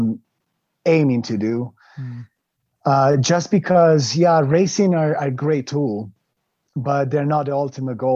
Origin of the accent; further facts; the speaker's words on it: Italy; I grew up in Italy